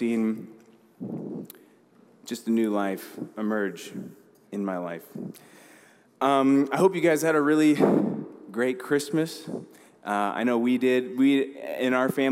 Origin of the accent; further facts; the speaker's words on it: Council Bluffs, Iowa, United States; moved away as an adult; also born or lived in Denver, Colorado; now in Omaha, United States; I was originally born in Denver. Me and my siblings are all from there. We moved to Omaha, actually Council Bluffs. So I grew up in Iowa. I grew up in Council Bluffs from when I was 7 till I graduated high school